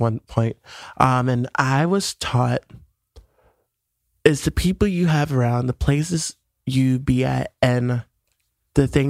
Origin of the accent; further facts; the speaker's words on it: New York City, New York, United States; I was born here. I was born in Queens General Hospital